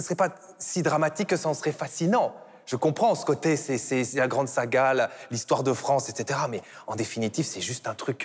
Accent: Belgium; je suis belge

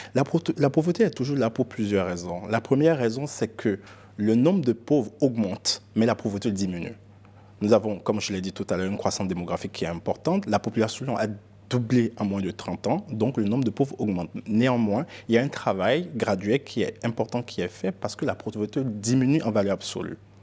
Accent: Benin; moved away as an adult; also born or lived in United States; Je suis Yoruba, je suis béninois.

